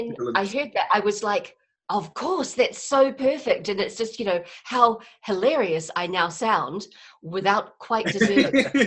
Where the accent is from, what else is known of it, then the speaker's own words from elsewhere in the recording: New Zealand; moved away; Although, I'm from New Zealand originally. I've been here for like 15 years, and so I'm fairly settled.